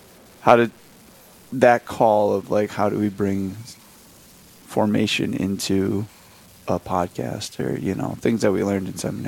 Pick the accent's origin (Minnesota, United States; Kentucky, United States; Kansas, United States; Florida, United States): Minnesota, United States; Rochester; I'm originally from Rochester, Minnesota. I went to Lourdes High School